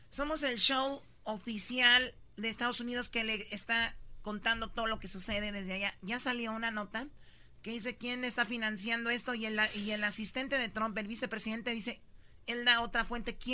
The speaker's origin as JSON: {"language": "Spanish", "country": "Honduras", "said": "De Honduras."}